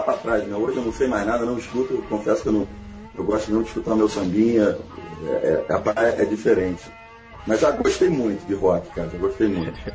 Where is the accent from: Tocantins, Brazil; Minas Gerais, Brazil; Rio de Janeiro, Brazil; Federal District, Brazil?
Rio de Janeiro, Brazil; na minha adolescência, estava em Santo Agostinho, aqui no Rio, escutava muito rock